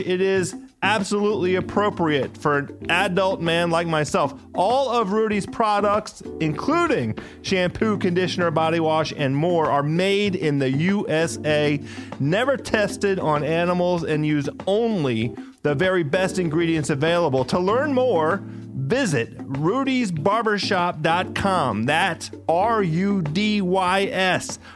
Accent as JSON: {"language": "English", "country": "United States", "tie": "born or raised there"}